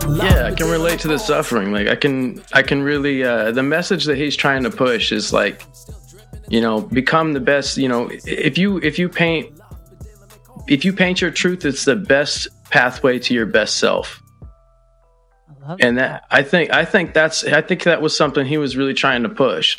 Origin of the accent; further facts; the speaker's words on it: the 503 Pacific Northwest, Oregon, United States; from the 503 Pacific Northwest